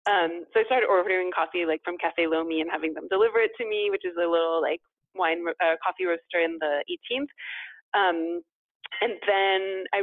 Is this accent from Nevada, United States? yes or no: no; California, United States; moved away as an adult; also born or lived in Pacific Northwest; now in Paris, France; growing up in California, but then also going to school in the Pacific Northwest, which has such a like rich craft beer culture and history. And then moving to Paris